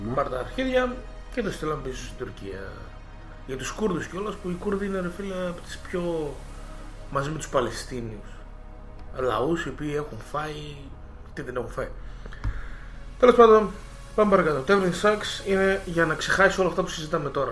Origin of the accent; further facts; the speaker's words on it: Greece; εμείς σαν Έλληνες που είμαστε μια χώρα της Ανατολής